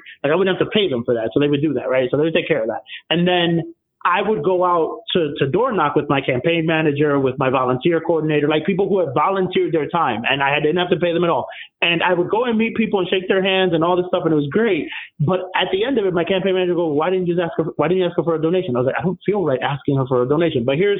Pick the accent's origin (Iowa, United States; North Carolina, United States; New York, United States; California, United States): New York, United States; New York City; I grew up in the Bronx in a really dangerous neighborhood.